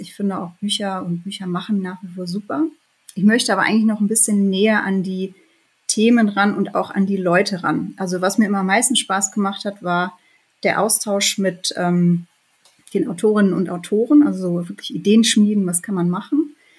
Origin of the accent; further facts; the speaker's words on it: Bielefeld, North Rhine-Westphalia, Germany; moved away; ich bin in Bielefeld geboren und aufgewachsen, habe da auch noch angefangen zu studieren